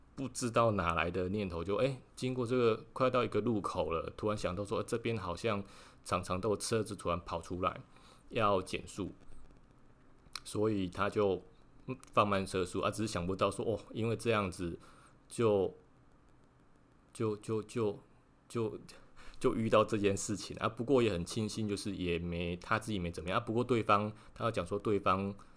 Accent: Lukang, Changhua County, Taiwan; now in Tainan, Taiwan; 是在鹿港护安宫，有一个留胡子的一个老爷爷的王爷。哦，啊，然后其实我从小就是在那边庙里长大的。哎呀，应该不是说庙里啊，庙附近长大的啦

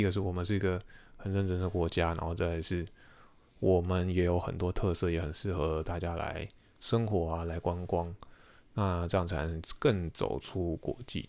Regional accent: Taiwan; moved away as an adult; also born or lived in United States; 对于我们一个台湾人而言，过去对于美国文化或是美国征财环境不是那么熟悉

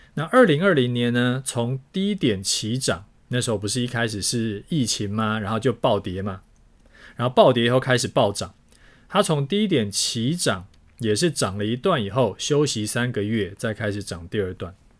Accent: Taiwan; 身为台湾人的我们

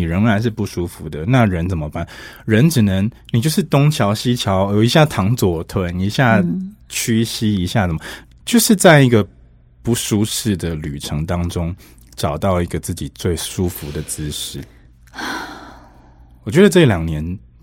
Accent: Pingtung County, Taiwan; moved away; also born or lived in Taipei; 我屏东人嘛，所以我有一很长一段时间我是坐客运来回台北的

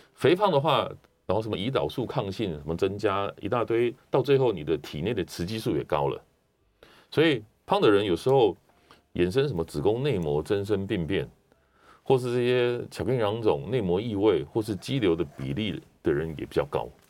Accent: Taiwan; 因为我们台湾人饮食越来越西化嘛

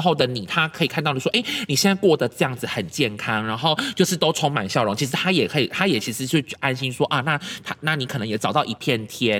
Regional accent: Kaohsiung, Taiwan; 我们高雄人

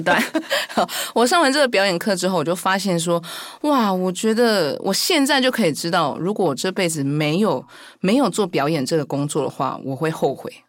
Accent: Kaohsiung, Taiwan; 我是在高雄出生

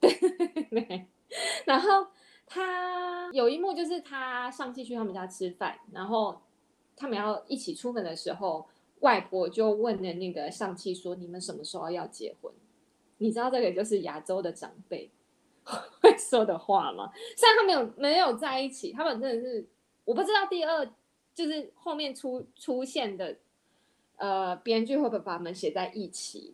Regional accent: Taiwan; 我们台湾这边

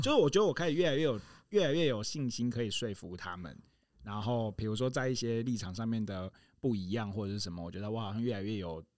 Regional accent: Taitung, Taitung County, Taiwan; moved away; also born or lived in Kaohsiung; 因为我小时候在台东，我住在台东

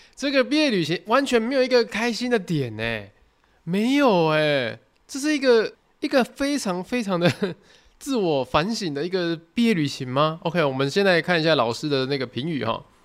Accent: southern Taiwan, Taiwan; 因为我们是南部人嘛

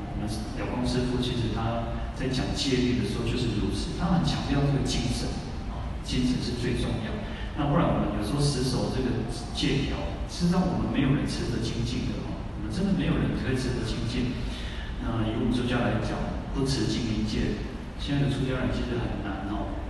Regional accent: Taiwan; 我们台湾人就会有台湾人讲话的语调。

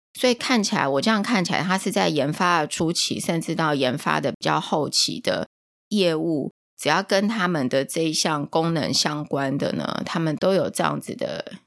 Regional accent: Taiwan; 我是台湾来的

